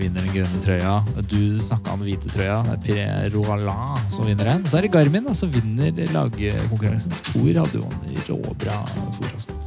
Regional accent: Norway

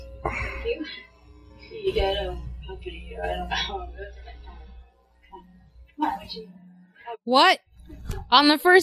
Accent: Miami, Florida, United States; We grew up in Miami

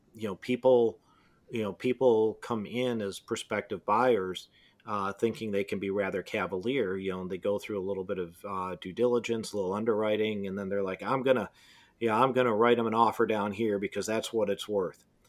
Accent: Detroit, Michigan, United States; I'm from Detroit.

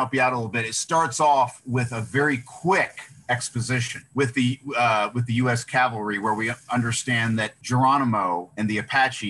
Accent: United States; these are films made by an American director. And we were born here. We were raised in this culture. And so we kind of see it through the lens of everything that comes with being an American

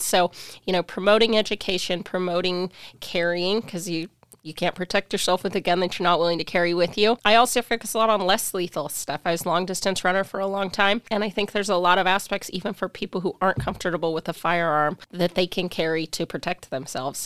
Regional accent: Spokane, Washington, United States; also born or lived in Pullman; I was born and raised in Spokane

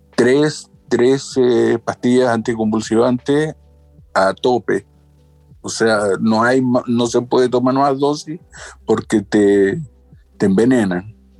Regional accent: Chile; yo tengo 55 años, soy de Chile

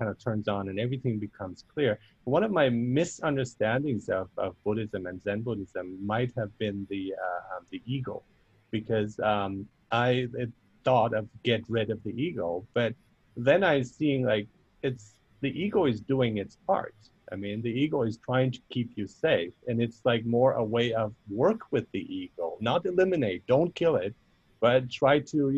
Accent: Germany; now in Canada; I grew up in Germany

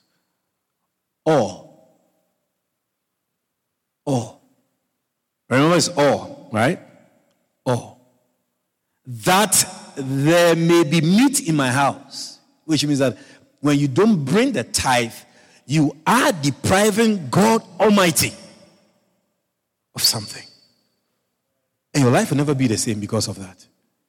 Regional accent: Australia; So I listened to your message. I'm from Australia. I couldn't believe my ears.

